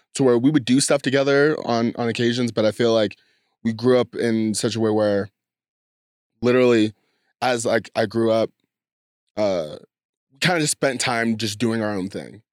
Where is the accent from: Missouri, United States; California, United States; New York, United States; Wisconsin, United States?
California, United States; San Diego; I grew up in San Diego, California